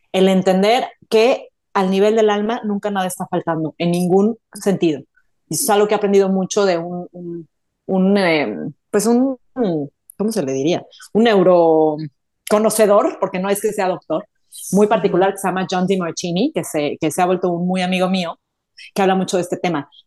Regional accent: Mexico City, Mexico; also born or lived in Madrid / New York / Toronto / Stockholm; now in Dallas, United States; Mira, empecé en Ciudad de México, de Ciudad de México me fui a Madrid, de Madrid me fui a Nueva York, de Nueva York me fui a Toronto, ahí nació mi primer hijo, de Toronto me fui a Estocolmo

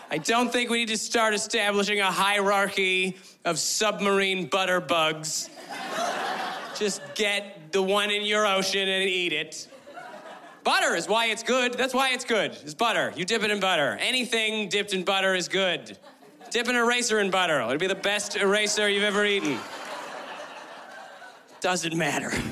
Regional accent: West Coast, Canada; But East Coasters are on a real high horse about their lobsters, because I'm from the West Coast. We don't have them over there

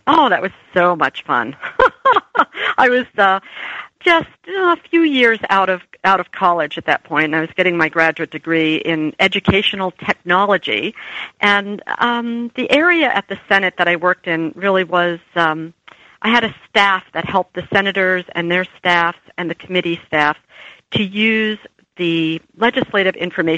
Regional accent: New Jersey, United States; I was from New Jersey

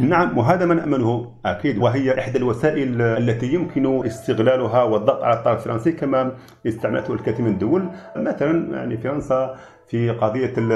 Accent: Algeria; نحن كجزائريين

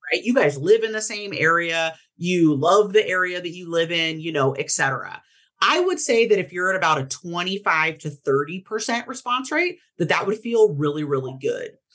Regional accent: Portland, Oregon, United States; I grew up in Portland, Oregon.

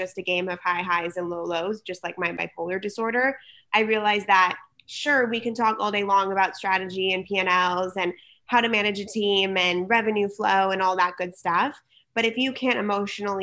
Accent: San Diego, California, United States; also born or lived in Berkeley / New York / Los Angeles; I was born and raised in San Diego.

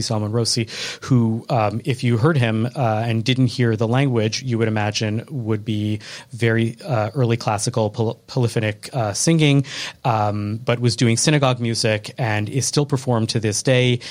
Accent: Chicago, Illinois, United States; I was from Chicago

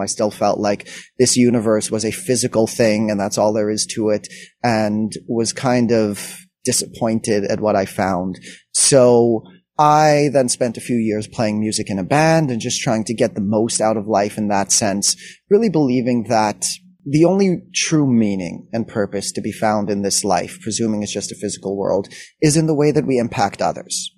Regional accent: Montreal, Quebec, Canada; I grew up in Montreal

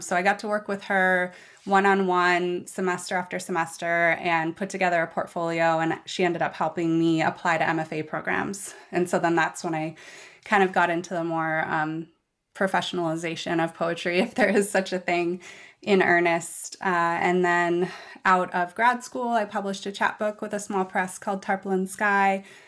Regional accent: Seattle, Washington, United States; I was born and raised in West Seattle

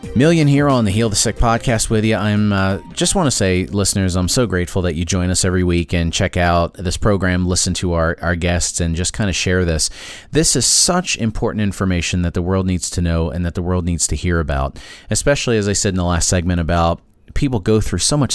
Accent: New Jersey, United States; I'm from New Jersey

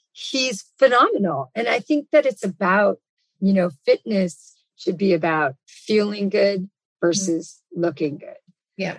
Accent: Los Angeles, California, United States; I'm born and raised in Los Angeles

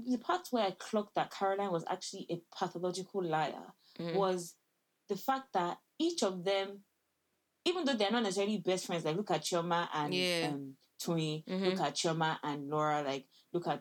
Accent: Nigeria; moved away; I'm from Nigeria

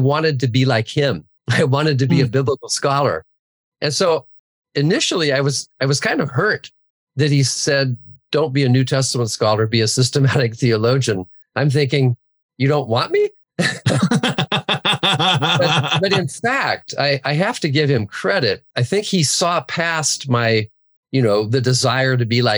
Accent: Santa Barbara, California, United States; I grew up in the Santa Barbara area.

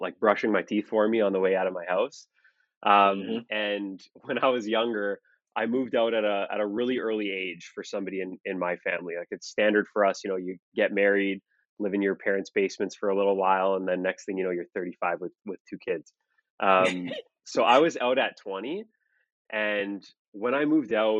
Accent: Toronto, Ontario, Canada; I'm from Toronto, Ontario, Canada

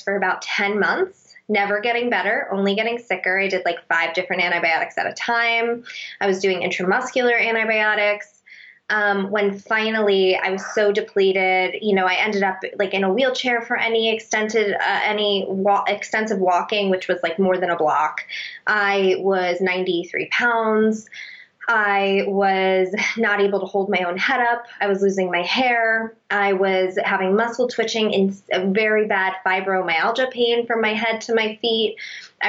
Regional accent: Northeast, United States; moved away; I grew up on the Northeast

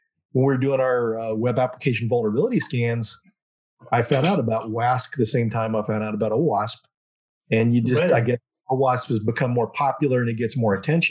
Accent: Denton, Texas, United States; now in Dallas, United States; Denton is my hometown. That's where I grew up

